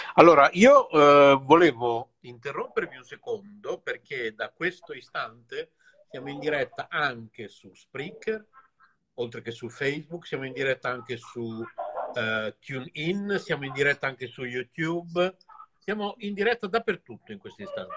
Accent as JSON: {"language": "Italian", "town": "Bologna", "region": "Emilia-Romagna", "country": "Italy", "tie": "born or raised there", "said": "siamo due bolognesi. Tra virgolette, doc, perché poi non lo so se si può dire che io sono doc, visto che mia madre è tedesca, mio padre era di Comacchio"}